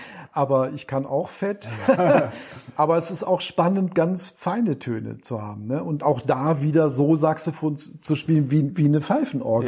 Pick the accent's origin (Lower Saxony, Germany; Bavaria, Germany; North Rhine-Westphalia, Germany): Lower Saxony, Germany; Wolfsburg; bin ich von Wolfsburg, wo ich herkomme, nach Hamburg getrennt